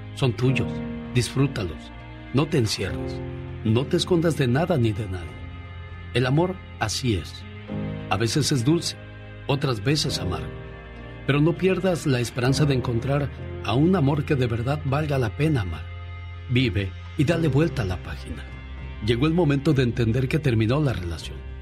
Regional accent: Michoacán, Mexico; moved away

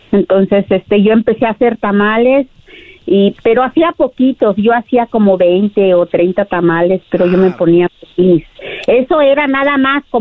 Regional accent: Puebla, Mexico; De la Sierra de Puebla.

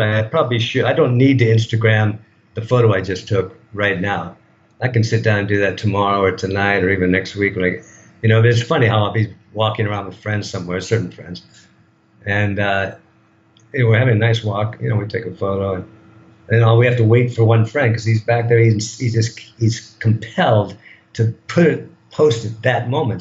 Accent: United States; moved away as an adult; now in Thailand; I'm a product of that of that culture

